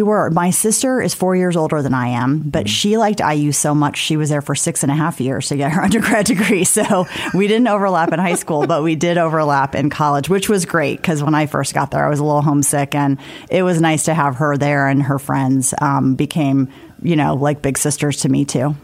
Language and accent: English; South Bend, Indiana, United States; also born or lived in Washington, D.C.; now in Indianapolis, United States; I grew up in South Bend, like everybody's good in football